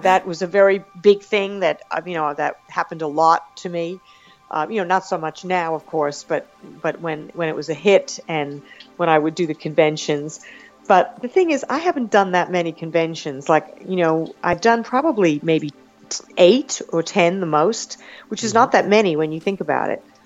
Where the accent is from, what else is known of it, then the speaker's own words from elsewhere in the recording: Long Island, New York, United States; also born or lived in Brooklyn; I was born in Brooklyn and uh, I, I grew up on Long Island